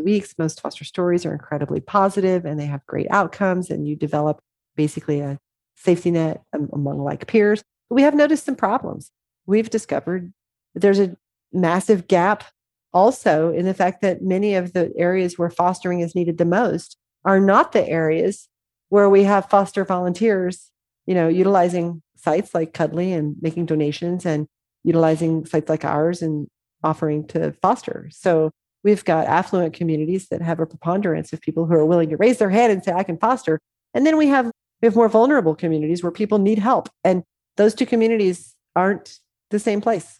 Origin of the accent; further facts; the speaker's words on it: Southwest Missouri, United States; moved away; I grew up in Southwest Missouri.